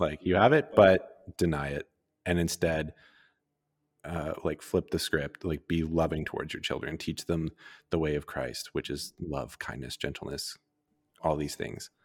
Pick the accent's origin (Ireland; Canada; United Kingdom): Canada; Calgary, Alberta; growing up in Calgary